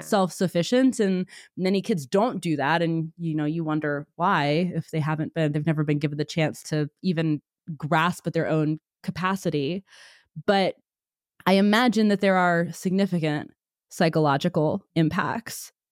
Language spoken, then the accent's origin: English; Pennsylvania, United States; now in Texas, United States; I'm from Pennsylvania. I now live in Texas